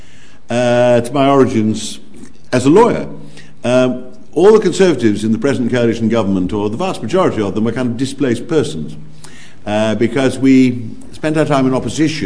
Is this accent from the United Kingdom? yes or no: yes; Nottingham, East Midlands, United Kingdom; also born or lived in Langley Mill, Derbyshire; when I was 10, we moved back into Nottingham, where I lived in North Nottingham after that.